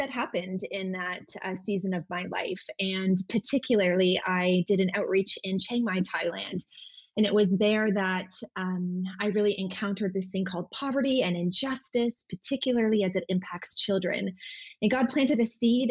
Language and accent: English; Niagara, Ontario, Canada; now in London, Canada; I was born and raised in Niagara.